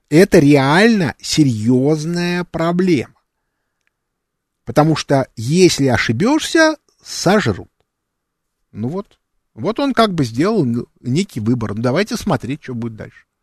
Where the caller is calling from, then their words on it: Perm, Perm Krai, Russia; Пермь. Я вопрос такой.